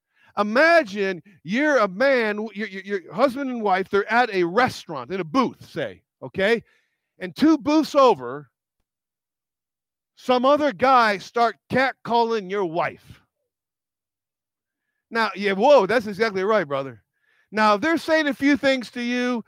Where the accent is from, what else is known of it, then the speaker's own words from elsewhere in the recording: United States; I'm American.